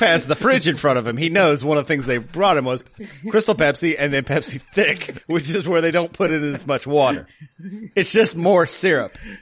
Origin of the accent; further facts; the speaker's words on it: the South, United States; moved away; I am from the South originally